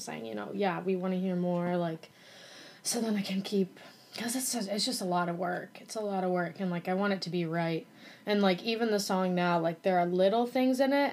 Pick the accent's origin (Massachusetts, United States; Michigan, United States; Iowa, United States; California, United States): Iowa, United States; Norwalk; also born or lived in Nashville; now in Iowa City, United States; I grew up in Norwalk Iowa which is like kind of a suburb of Des Moines